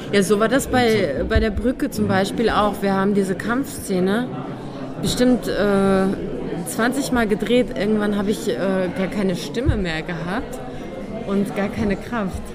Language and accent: German; a village near Cologne, North Rhine-Westphalia, Germany; accent: Hochdeutsch; moved away as an adult; now in Vienna, Austria; ich bin ja nicht in Köln äh, groß geworden, sondern in einem Dorf